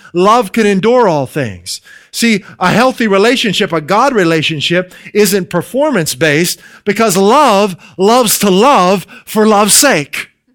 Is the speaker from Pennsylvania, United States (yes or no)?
yes; near Pittsburgh, Western Pennsylvania, United States; moved away as an adult; now in New England, United States; We're originally from Western Pennsylvania. near the Pittsburgh area.